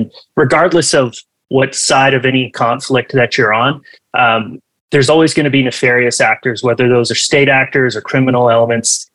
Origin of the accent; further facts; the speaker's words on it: Canada; my home country, Canada